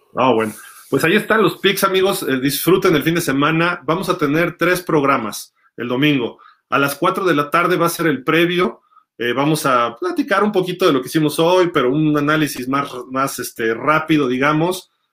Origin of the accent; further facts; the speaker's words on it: Mexico; somos de México